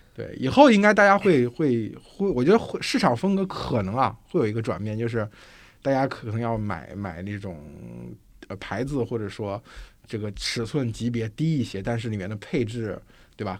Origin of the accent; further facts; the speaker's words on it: China; 我们中国人